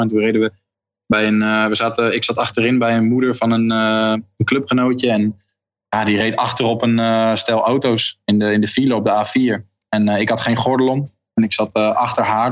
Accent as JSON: {"language": "Dutch", "town": "Leiden", "region": "South Holland", "country": "Netherlands", "tie": "born or raised there", "moved": "as an adult", "lives_now": "Heerenveen, Netherlands", "said": "ik kom uit Leiden inderdaad, geboren in Leiden. Daar heb ik ook eh, leren schaatsen toen ik een jaartje of drie was"}